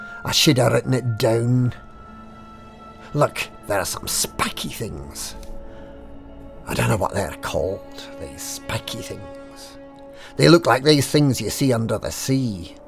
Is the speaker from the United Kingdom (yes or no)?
yes; Glasgow, Scotland, United Kingdom; I wear tartan trousers and I come from Glasgow. Can you tell?